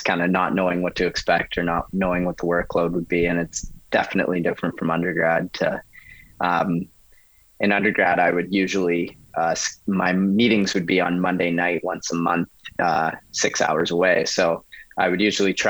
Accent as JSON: {"language": "English", "area": "near Espanola", "region": "Ontario", "country": "Canada", "also_born_or_lived": "Ottawa, Canada", "moved": "as an adult", "lives_now": "Thunder Bay, Canada", "said": "that's 10 minutes down the road for me on the Transcan."}